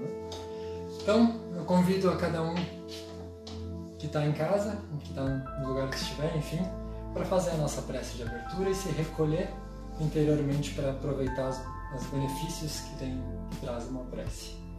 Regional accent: Brazil

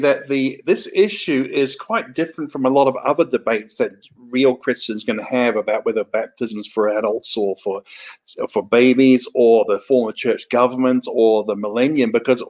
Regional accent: New Zealand; accent: hybrid Australian and New Zealand English; also born or lived in Australia; I'm from New Zealand and Australia originally. I've probably got a hybrid accent of Australian and New Zealand English.

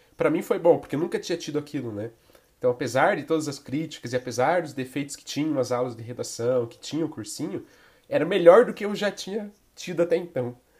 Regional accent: interior of Santa Catarina, Brazil; moved away; eu vim de uma cidade de interior de Santa Catarina, né? É, cidade pequena e tudo mais.

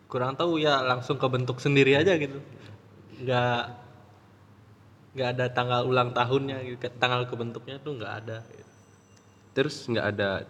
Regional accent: Ubud, Bali, Indonesia; Aku dari Ubud.

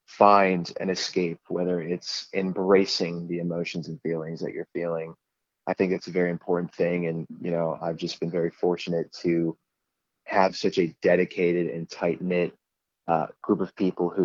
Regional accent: Pennsylvania, United States; I was a kid who grew up in a Christian home, and All I knew was, going to church on Sundays, and I lived quite a simple life.

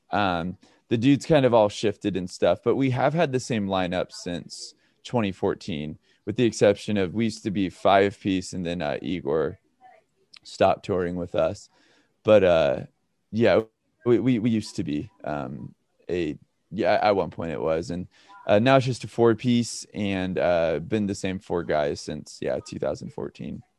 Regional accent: Redding, California, United States; now in Pasadena, United States; I grew up in uh, Redding, California, um, all the way up north

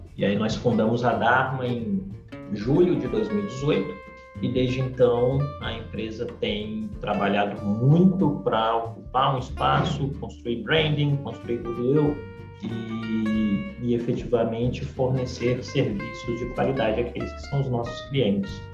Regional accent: Brasília, Federal District, Brazil; nascido e criado em Brasília

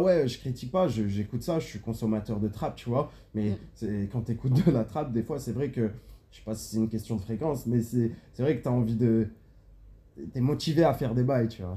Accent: France; je suis de la France

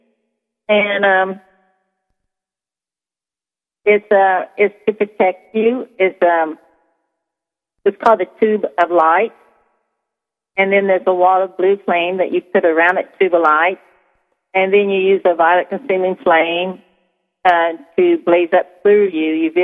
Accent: Missouri, United States; I'm from Missouri

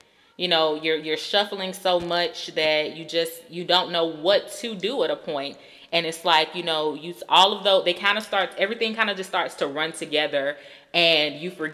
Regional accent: Georgia, United States; I grew up in Georgia

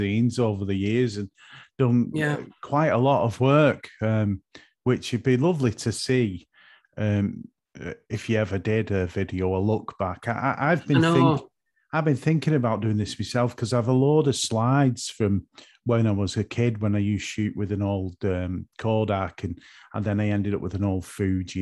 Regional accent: Northwest, North West England, United Kingdom; I'm from Northwest.

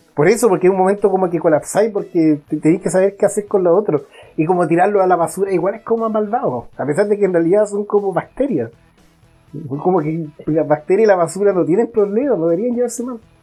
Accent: Santiago, Santiago Metropolitan Region, Chile; soy santiaguino, tengo que reconocer que, llevo casi toda mi vida acá

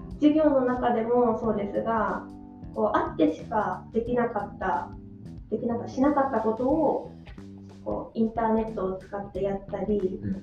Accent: Yamagata, Japan; also born or lived in Australia; now in Sendai, Japan; 出身は山形県です

